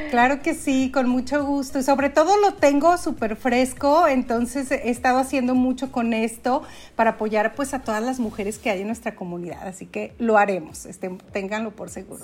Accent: Aguascalientes, Mexico; also born or lived in Dallas area, Texas, United States; now in Dallas, United States; Vivo en Estados Unidos, muy cerca de Dallas, pero soy originaria de Aguascalientes.

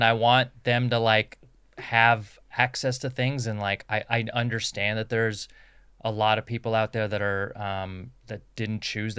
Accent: Southern California, United States; moved away as an adult; I was born overseas, but like I grew up in Southern California and I have so much pride and affinity for Southern California

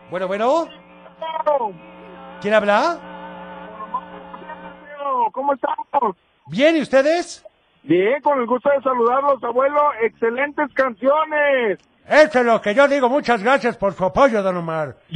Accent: Zapopan, Jalisco, Mexico; Soy nena de Zapopan, pero esa canción ya la puse ahorita, Teo.

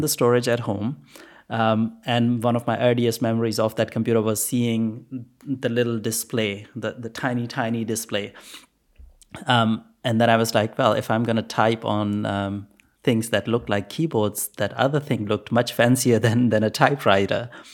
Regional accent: Pakistan; I was born in Pakistan, by the way. So, um, no computers in school. I think when I was in grade eight, we probably had one computer at school

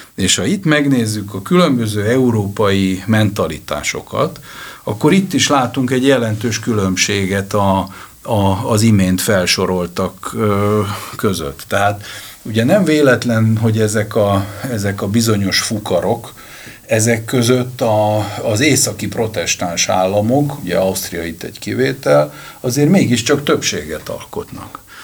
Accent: Hungary; magyar vagyok

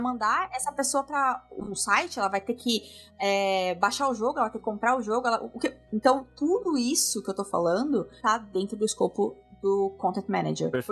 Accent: Avaré, São Paulo, Brazil; moved away as an adult; also born or lived in Bauru; now in London, United Kingdom; Eu nasci em São Paulo, uh, ah, eu nasci, tá. mas eu me mudei pro interior uh, quando eu tinha 4 anos.

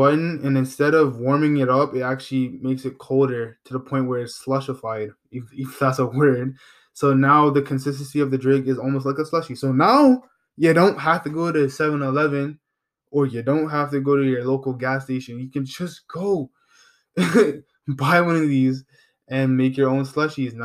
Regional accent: Canada; I'm from Canada, and I'm not from the States

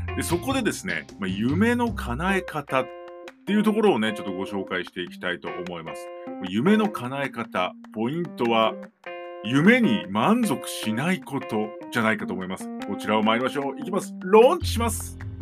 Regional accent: Narashino, Chiba, Japan; 地元が千葉県習志野市。なんですけど

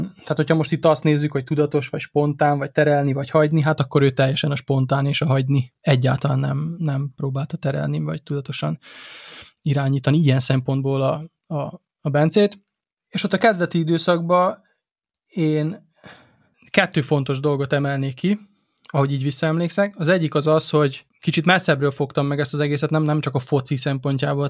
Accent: Délvidék, Vojvodina, Serbia; mindketten a délvidékről származunk, tehát gyakorlatilag ugyanolyan keretrendszerben nőttünk föl

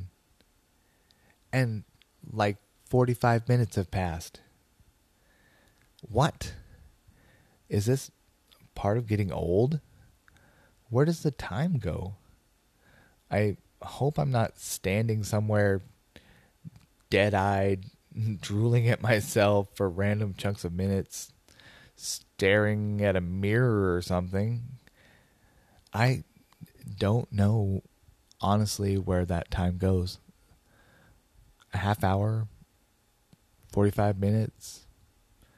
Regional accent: Portland, United States; my hometown of Portland

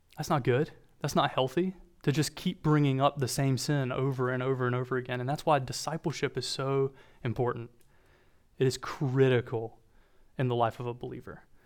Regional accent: Walburg, North Carolina, United States; accent: Southern; I try really, really hard to mask my Southern accent, but when I say my hometown name, it has a tendency to come out. So I'm from Wahlberg, North Carolina

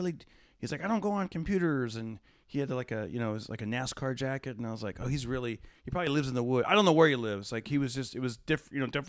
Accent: Fresno, California, United States; I performed at a casino near my hometown, which is Fresno

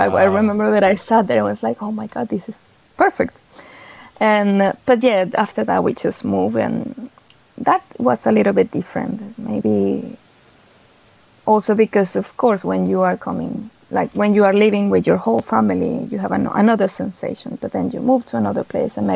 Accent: Venezuela; moved away as an adult; now in Sweden; I am from Venezuela

